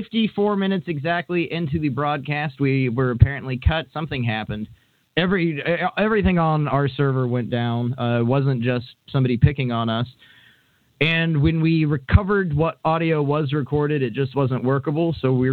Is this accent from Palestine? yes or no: no; United Kingdom; I was going to do my real voice, I'm actually British, but I was advised to just keep the Hank gimmick up